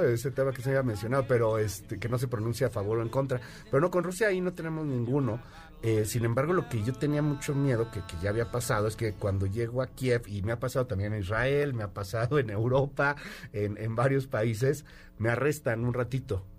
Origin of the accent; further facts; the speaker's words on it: Querétaro, Mexico; now in Mexico City, Mexico; vivía en Querétaro, aunque nací en México, viví en Querétaro mucho tiempo